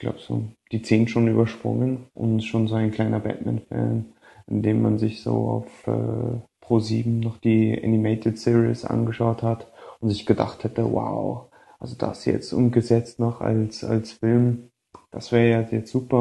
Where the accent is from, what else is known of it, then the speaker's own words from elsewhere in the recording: Berlin, Germany; now in Vienna, Austria; Ich komme gebürtig aus Berlin, wohne aber jetzt in Wien